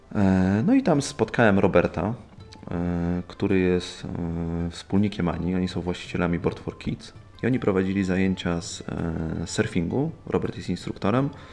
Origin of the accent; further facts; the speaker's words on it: Poland; jestem czarnym pasem z Polski